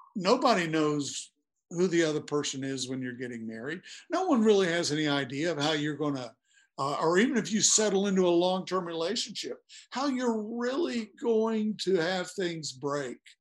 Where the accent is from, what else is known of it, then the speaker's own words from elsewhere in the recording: Blacksburg, Virginia, United States; I'm from Blacksburg